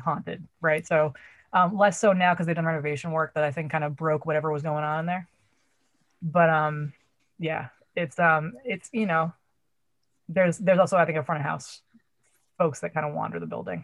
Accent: Brookline, Massachusetts, United States; I grew up in Boston. I grew up in Brookline

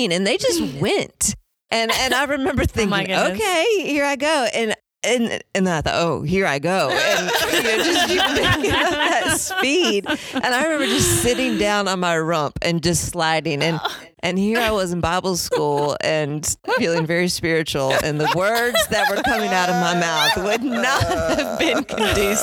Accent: Indiana, United States; moved away; also born or lived in Estes Park, Colorado; I grew up in Indiana

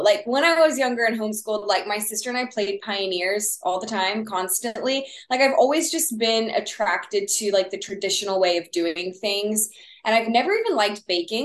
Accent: Texas, United States; accent: Texas; my Texas accent

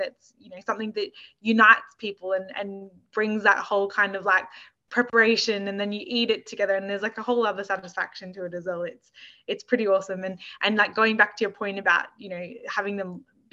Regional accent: Australia; me growing up in Australia and living in Australia

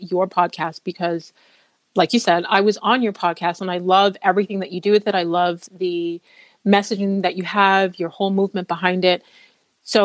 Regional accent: Canada; I was born in Canada

